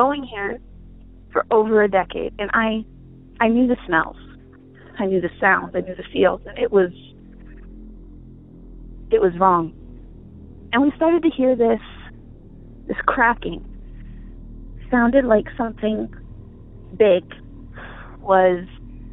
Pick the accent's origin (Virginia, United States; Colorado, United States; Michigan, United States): Michigan, United States; when I was growing up in Michigan, in the lower peninsula, but the upper part